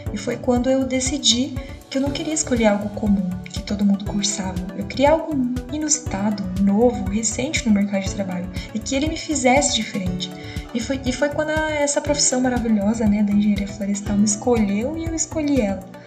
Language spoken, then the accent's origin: Portuguese; Ortigueira, Paraná, Brazil; localizada no interior do Paraná, chamada Ortigueira, que foi onde eu nasci e cresci durante todo o período da minha vida